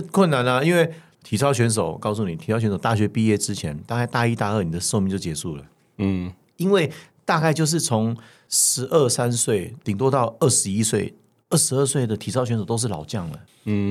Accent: Taiwan; 我们是台湾长大的

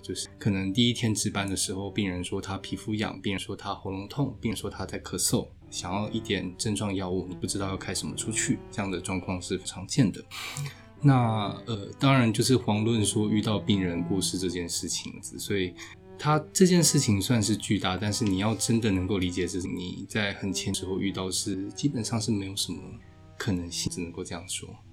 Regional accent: Tainan, Taiwan; 我是台南人，然后就是，呃，目前的话从八月一号开始在那个成功大学担任医师

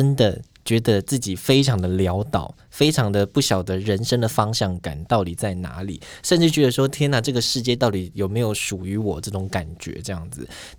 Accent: southern Taiwan, Taiwan; now in Taipei, Taiwan; 我们在台北嘛，那我是南部人

